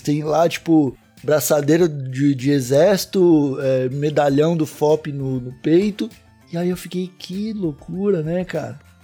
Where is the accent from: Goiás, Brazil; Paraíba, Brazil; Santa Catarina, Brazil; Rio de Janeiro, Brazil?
Santa Catarina, Brazil; Palhoça; fui parar num bairro aqui de Palhoça, que foi a região onde eu cresci.